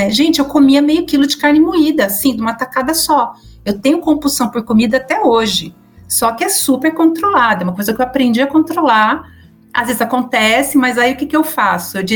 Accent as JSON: {"language": "Portuguese", "region": "São Paulo", "country": "Brazil", "said": "eu sou de São Paulo, mas como eu falo outros idiomas, minha, a minha pronúncia acaba sendo bem misturada, tá?"}